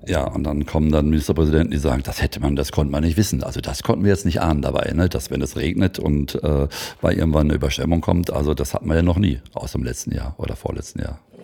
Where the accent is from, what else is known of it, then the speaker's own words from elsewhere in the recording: Hagen, North Rhine-Westphalia, Germany; Oder, oder Hagen vor allem ist ja da die Ecke, wo ich herkomme.